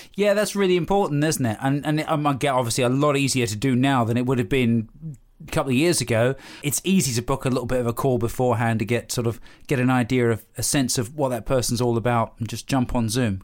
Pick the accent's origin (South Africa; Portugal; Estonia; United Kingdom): United Kingdom; we're British